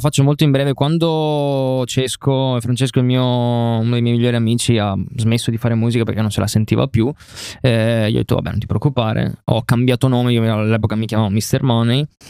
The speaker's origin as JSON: {"language": "Italian", "town": "Rovigo", "region": "Veneto", "country": "Italy", "said": "vengo da Rovigo"}